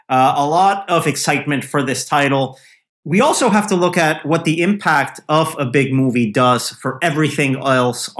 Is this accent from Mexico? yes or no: yes; Mexico; now in United States; I was back for the first time since 2019 in my hometown in Mexico